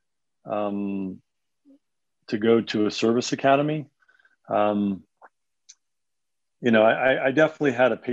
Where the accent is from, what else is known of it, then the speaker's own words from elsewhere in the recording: an hour north of New York City, United States; moved away; also born or lived in Long Island; I am from New York. Grew up just about an hour north of New York City, born in Long Island